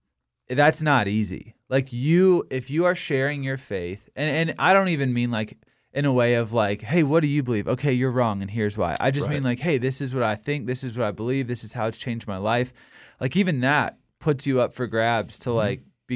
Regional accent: Virginia, United States; Like as a Christian, I grew up in Virginia, which is a relatively conservative state. And when I go back home, I'm probably considered the most liberal person like my family's ever been around in the world.

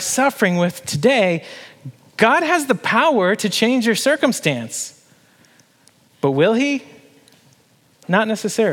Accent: Canada; moved away as an adult; now in Harrisonburg, United States; my home country and my family and my friends

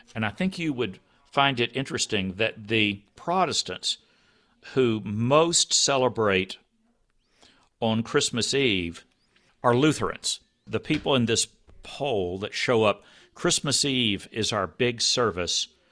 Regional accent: Texas, United States; I grew up in Texas

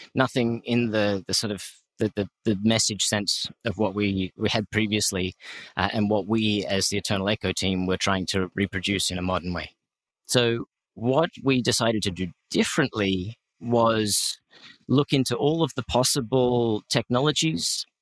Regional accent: Australia; I'm Australian.

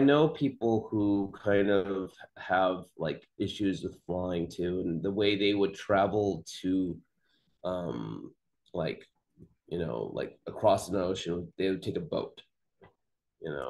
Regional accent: Fresno, California, United States; I grew up in Fresno

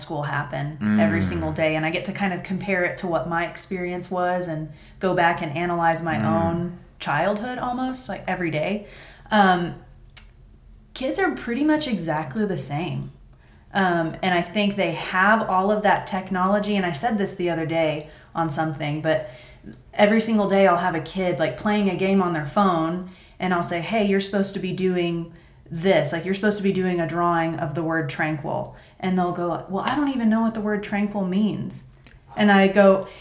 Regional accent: Perryton, Texas, United States; also born or lived in Canyon, Texas; I born and raised in Perryton, then went to WT, hung around there for a couple years after I graduated, and then kind of reluctantly moved back to Perryton

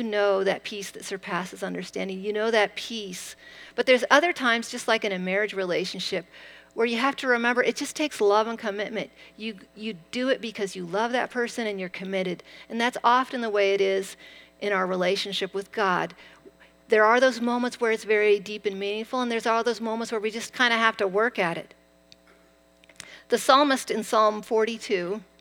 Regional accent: Eastern Washington, United States; I grew up in Eastern Washington on a wheat ranch

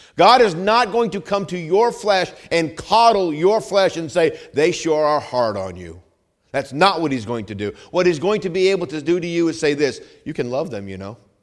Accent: New England, United States; moved away; I'm from New England

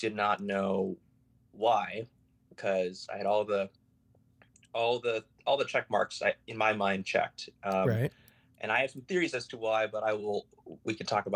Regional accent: Chicago, Illinois, United States; also born or lived in Indiana; I grew up in Chicago

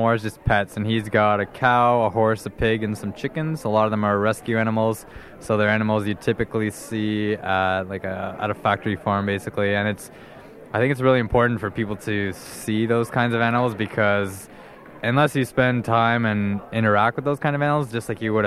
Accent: Guelph, Ontario, Canada; I'm from Guelph, Ontario in Canada

